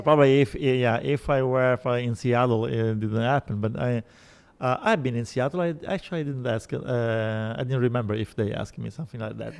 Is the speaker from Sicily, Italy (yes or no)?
yes; Sicily, Italy; English is a second language; now in Rome, Italy; I'm not from Rome. I am from, from Sicily